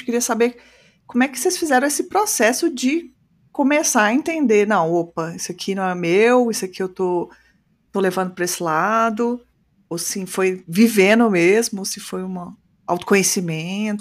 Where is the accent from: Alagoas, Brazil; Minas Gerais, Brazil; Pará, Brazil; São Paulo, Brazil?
Minas Gerais, Brazil; eu sou do Sudeste, mas eu sou do melhor do Sudeste, que é Minas